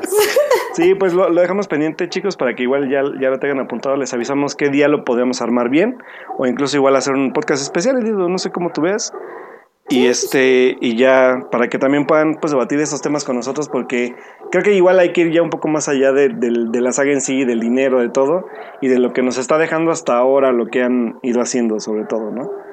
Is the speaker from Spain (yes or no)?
no; Mexico; nosotros como mexicanos